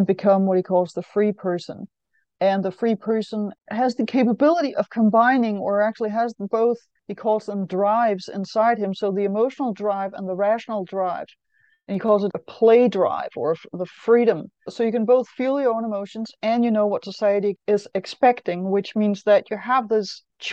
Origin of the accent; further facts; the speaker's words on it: Denmark; I know I'm from Denmark. I know that in the 70s, when I went to school